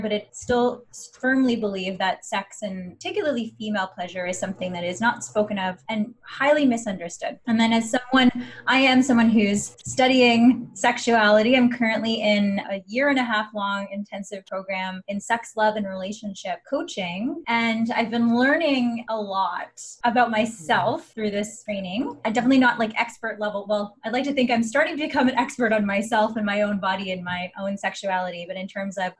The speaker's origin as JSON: {"language": "English", "town": "Angus", "region": "Ontario", "country": "Canada", "tie": "born or raised there", "said": "born and raised in Ontario, a small town called Angus, moved to the big city"}